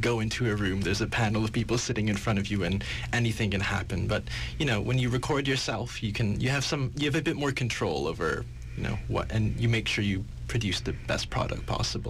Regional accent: Vancouver, British Columbia, Canada; And I'm from Vancouver. I'm actually a UBC student

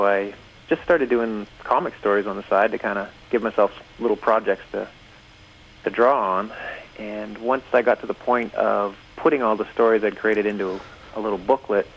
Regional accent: Sault Ste. Marie, Ontario, Canada; I grew up in Sault Ste. Marie, Ontario

